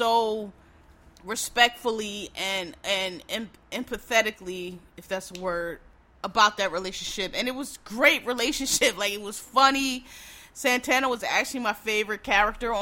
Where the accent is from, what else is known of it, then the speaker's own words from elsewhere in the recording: Philadelphia, Pennsylvania, United States; I'm from Philadelphia. Our river, the Schuylkill River